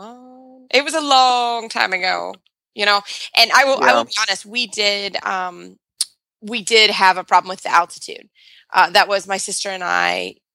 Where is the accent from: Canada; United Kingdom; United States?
United States; Kentucky; we're from Kentucky